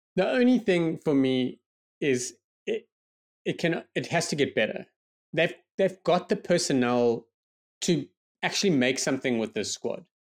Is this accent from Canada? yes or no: no; South Africa; as a South African